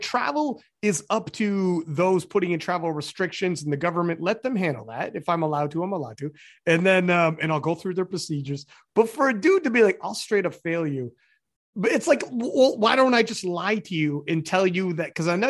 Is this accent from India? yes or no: no; Canada; I come from Canada to the world's, I can't sleep on a plane, man.